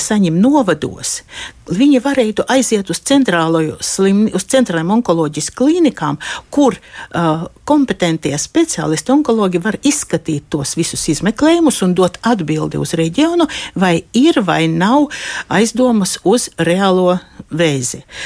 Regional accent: Aglona, Latgale, Latvia; es pati esmu dzimusi Aglonā

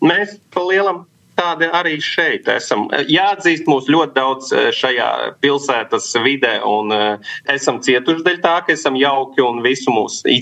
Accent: Latgale, Latvia; mēs vienmēr, kur ejam, mēs sakam, ka esam no Latgales, mūsu saknes. Kaut kā mums ģimenē tas liekas, ka tas ir ļoti krūti, ka mēs no Latgales esam.

